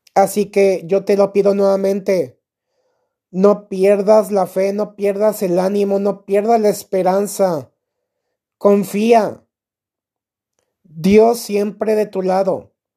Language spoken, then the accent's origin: Spanish; Mexico; Aquí en mi país, México